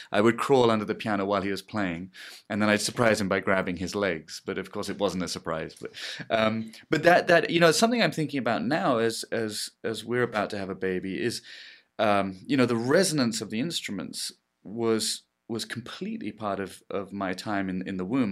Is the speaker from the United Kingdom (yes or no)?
yes; England, United Kingdom; I'm English